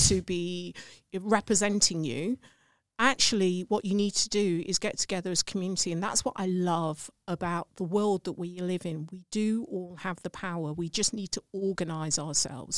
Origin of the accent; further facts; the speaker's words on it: England, United Kingdom; accent: English; my English accent